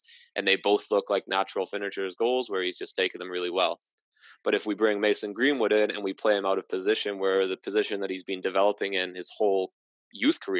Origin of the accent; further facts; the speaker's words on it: Welsh, Wales, United Kingdom; being Welsh